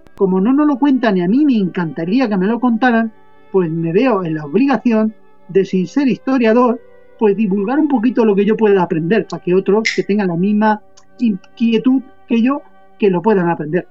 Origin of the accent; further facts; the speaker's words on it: Spain; también soy español